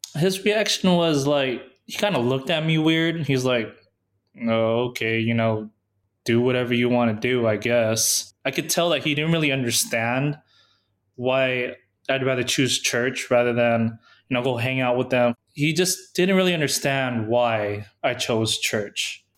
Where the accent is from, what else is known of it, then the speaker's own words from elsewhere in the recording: San Diego, California, United States; moved away as an adult; I was from San Diego